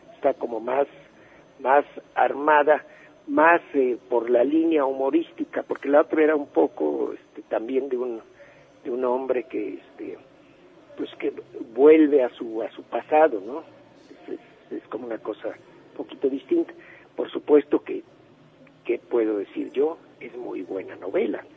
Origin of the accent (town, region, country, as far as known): Mexico